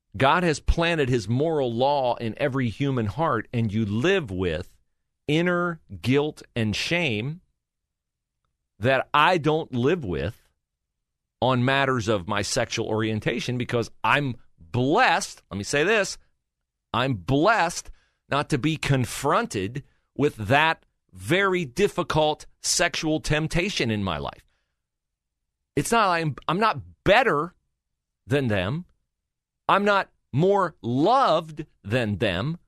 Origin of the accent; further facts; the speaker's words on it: West Liberty, Ohio, United States; moved away; my hometown, Little Sleepy West Liberty, seven churches. three traffic lights